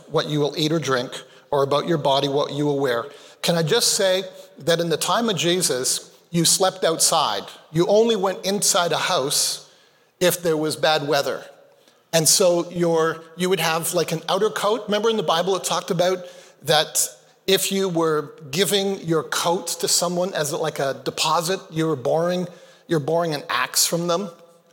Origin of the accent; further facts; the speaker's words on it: Canada; also born or lived in Malawi; I was born in Canada. When I was 2 months of age, my parents moved back to Malawi, Africa, where they met. I never did become a Malawian by citizenship, but I lived there and came back to Canada when I was 5.